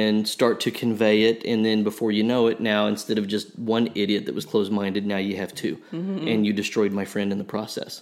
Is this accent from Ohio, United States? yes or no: no; Oklahoma, United States; I'm from Oklahoma